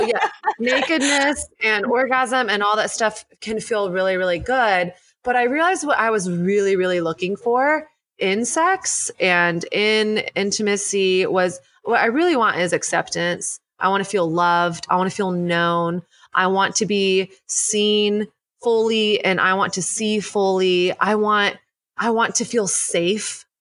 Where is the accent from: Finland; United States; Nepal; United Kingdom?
United States; the South; moved away as an adult; now in New York City, United States; I grew up in the South.